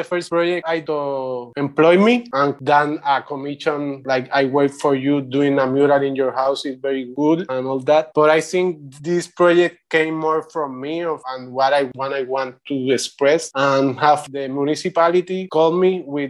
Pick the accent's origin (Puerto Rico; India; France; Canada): Puerto Rico; English is a second language; also born or lived in Santurce, Puerto Rico / Bayamón, Puerto Rico / Río Piedras, Puerto Rico; now in Vieques, Puerto Rico; I am originally from Santurce, then moved to Bayamón, to a countryside, to a mountain